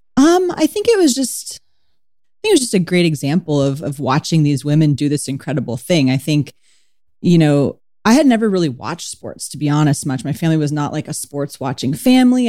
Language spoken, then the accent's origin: English; San Diego, California, United States; I grew up in San Diego, California